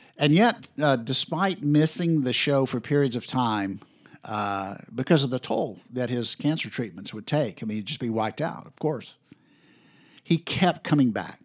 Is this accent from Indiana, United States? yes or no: no; Florida, United States; I was from Florida